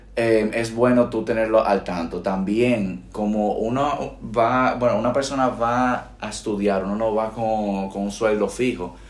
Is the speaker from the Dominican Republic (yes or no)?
yes; Dominican Republic; accent: Dominican; moved away as an adult; now in Spain; cuando nosotros hablamos con un, domi con un acento dominicano bien profundo, muchas veces no nos entienden